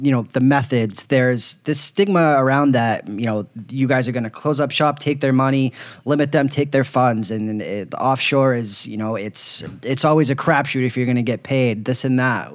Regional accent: Boston, Massachusetts, United States; moved away as an adult; I grew up in Boston for 26 years, first 26 years of my life

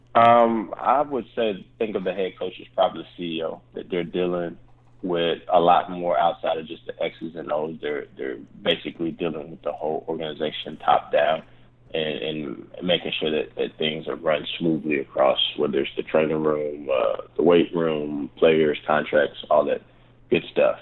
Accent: Charlotte, North Carolina, United States; moved away; I'm originally from Charlotte

